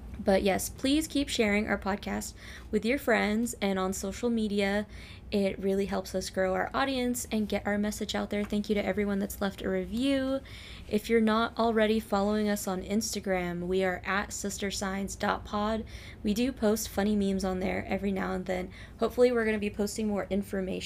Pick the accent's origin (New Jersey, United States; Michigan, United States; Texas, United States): Texas, United States; Longview; our hometown, Longview, Texas